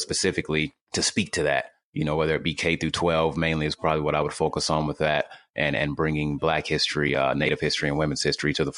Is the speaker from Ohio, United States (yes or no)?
no; Louisville, Kentucky, United States; I'm from Louisville, Kentucky